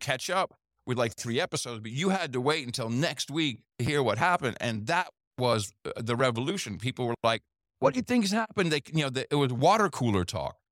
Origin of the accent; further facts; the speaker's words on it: United States; We're both American dudes